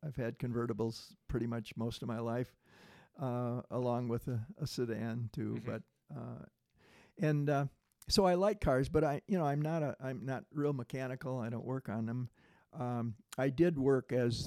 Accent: Manistee, Michigan, United States; also born or lived in Frankfort, Michigan / Washington; I grew up in Manistee on Lake Michigan

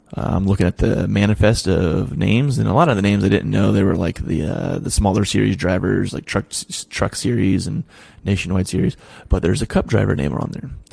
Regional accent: Ross County, Ohio, United States; moved away; also born or lived in Delaware; Where I'm from in Ohio, it is not flat. I'm I live in I, I live in an area called the Scioto Valley. Like Ross County

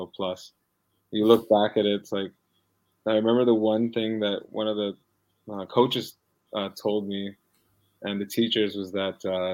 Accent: Vancouver, British Columbia, Canada; I was born and raised in Vancouver

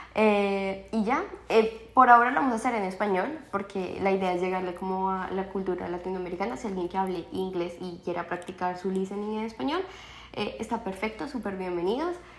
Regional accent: Colombia; moved away as an adult; also born or lived in Toronto, Canada; now in London, Canada; la colombiana

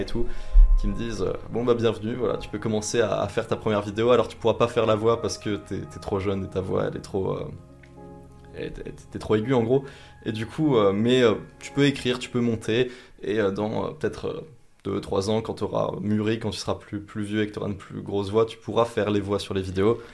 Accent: Vosges, Grand Est, France; je viens des Vosges

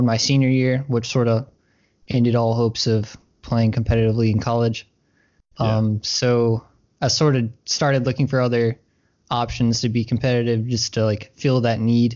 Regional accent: Troy, Alabama, United States; So I was born in Alabama. I'm from Troy. It's not too far away from Auburn

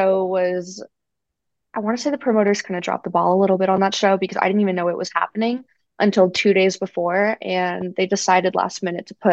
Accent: Las Vegas, Nevada, United States; We're all from Vegas

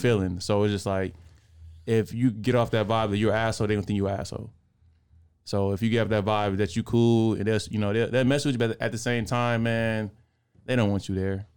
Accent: Oakland, California, United States; growing up in Oakland

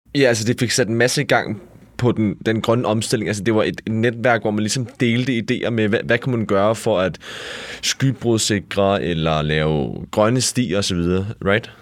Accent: Furesø Municipality, Capital Region of Denmark, Denmark; jeg kommer jo fra Furesø Kommune

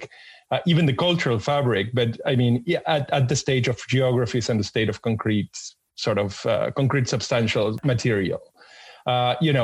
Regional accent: Argentina; I was born and raised in Argentina

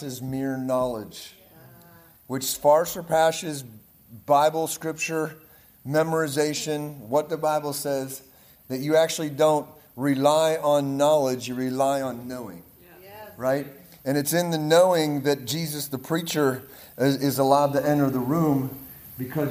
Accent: Pennsylvania, United States; accent: Pittsburghese; I'm from Pennsylvania. We're kind of, oh, we speak weird. Even in the U.S., we speak weird. It's called Pittsburghese

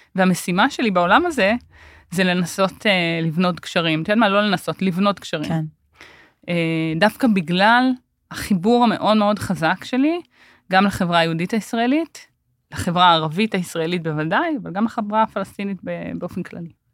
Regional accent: Omer, Southern District, Israel; also born or lived in Tel Sheva; אני גדלתי בעומר, זאת אומרת, נולדתי בתל שבע, שתל שבע זה יישוב אה, בדואי בנגב, וגדלתי בעומר

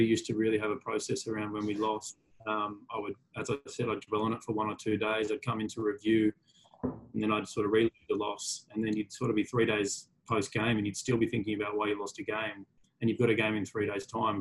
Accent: Sydney, New South Wales, Australia; I grew up in Manly on the northern beaches

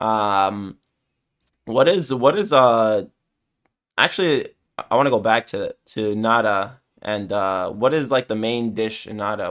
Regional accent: New York City, New York, United States; I'm from New York

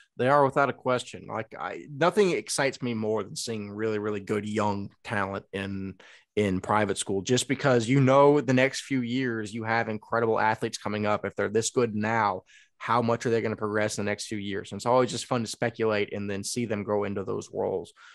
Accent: East Texas, United States; I grew up in East Texas. I, I can't change the way I speak.

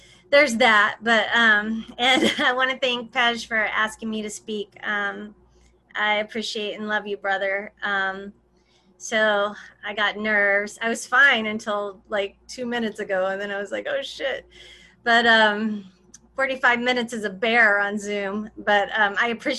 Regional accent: Arkansas, United States; I grew up in Arkansas, in a little bitty town, like 1500 people where I grew up.

